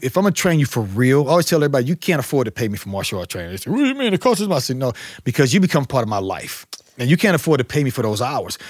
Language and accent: English; St. Louis, Missouri, United States; I grew up here in Saint Louis, but it was North County area